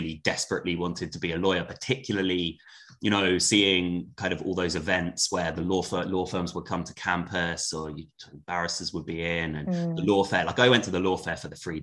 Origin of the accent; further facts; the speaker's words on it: England, United Kingdom; moved away as an adult; now in Amsterdam, Netherlands; as an English person